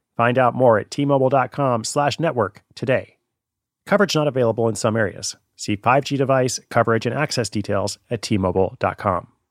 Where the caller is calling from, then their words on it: Honolulu, Hawaii, United States; I'm calling from Honolulu, Hawaii.